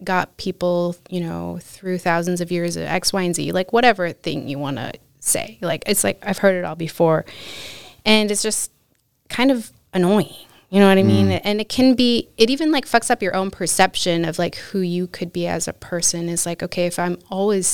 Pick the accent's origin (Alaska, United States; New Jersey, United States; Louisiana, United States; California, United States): Alaska, United States; Utqiagvik; now in Anchorage, United States; I grew up in Barrow or Utqiagvik